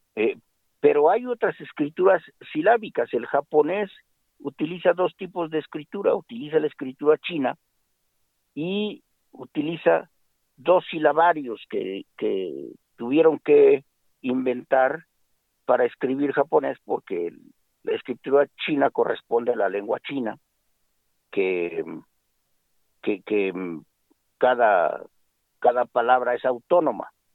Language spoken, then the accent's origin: Spanish; Mexico; como mexicanos que somos